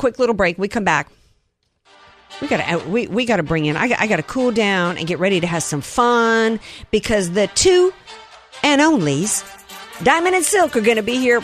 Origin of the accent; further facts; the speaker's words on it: the Gulf Coast, the South, United States; I was from there and grew up in the Gulf Coast